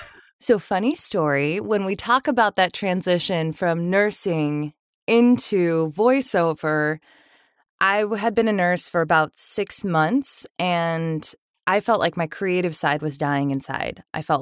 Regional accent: Sacramento, California, United States; We moved around a little bit when I was young, and then we ended up in Sacramento. So I grew up mostly in Sacramento

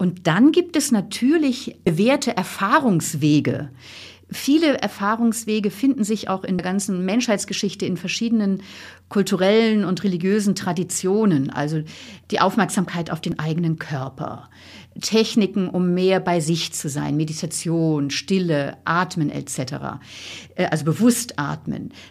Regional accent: Northern Germany, Germany; Ich komme ja auch aus Norddeutschland, wo nicht so viele religiös geprägt sind

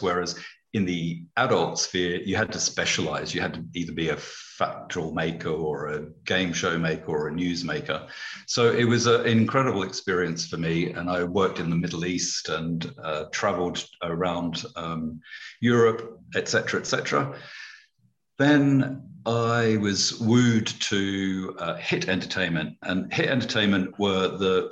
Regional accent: Australia; moved away as an adult; also born or lived in United Kingdom; I'd never really been outside Australia apart from one trip to Fiji

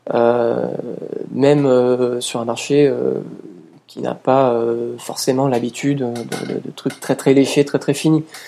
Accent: France; chez nous en France où, euh, depuis les années quatre-vingt, on a tous grandi

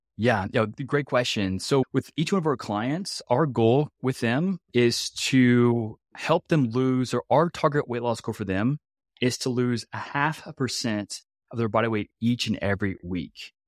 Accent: Louisiana, United States; also born or lived in Nebraska; I'm actually from Louisiana.

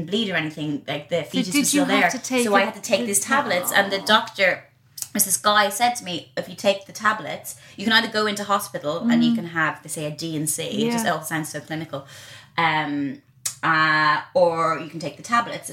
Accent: Ireland; growing up in Ireland, and I went to a convent, and I remember as a kid going past Leinster House

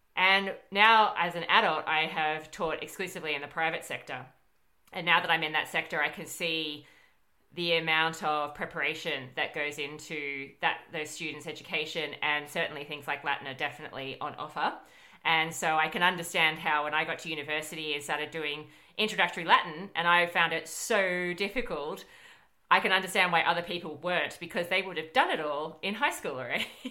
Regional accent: Australia; our universities

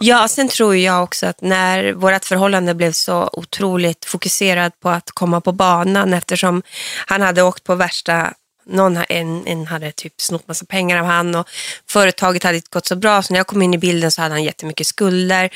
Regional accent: Hortlax, Norrbotten County, Sweden; Ja, så där växte jag upp

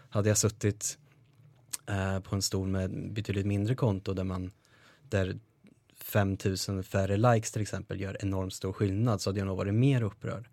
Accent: Karlskoga, Örebro County, Sweden; moved away as an adult; de tjejerna och killarna som jag hade hemma i Karlskoga

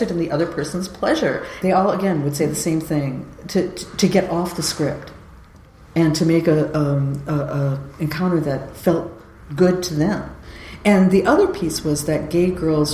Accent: California, United States; I'm from California

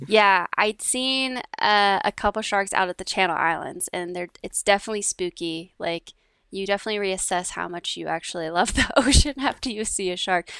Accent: Downey, California, United States; I grew up in, uh, Downey, California, which is just, uh, south of L

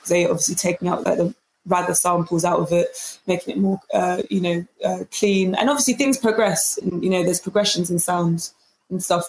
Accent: London, United Kingdom; it's really a blessing to have been born here

